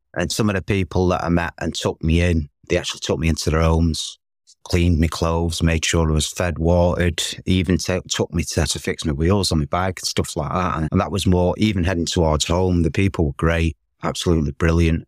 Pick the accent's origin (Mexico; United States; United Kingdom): United Kingdom; Manchester, North West England; As soon as I got back to Manchester, my hometown